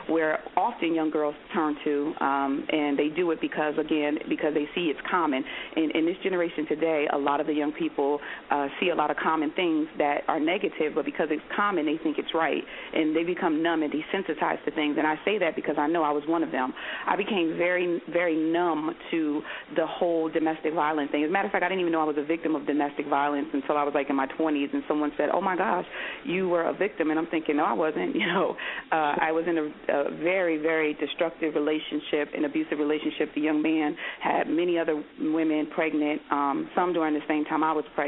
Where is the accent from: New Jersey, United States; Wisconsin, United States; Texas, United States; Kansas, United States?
New Jersey, United States; Paterson; I was born and raised in Paterson, New Jersey